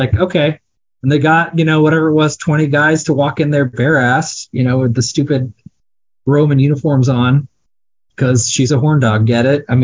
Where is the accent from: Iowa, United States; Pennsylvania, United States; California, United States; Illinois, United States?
Iowa, United States; I grew up in Iowa in the early 90s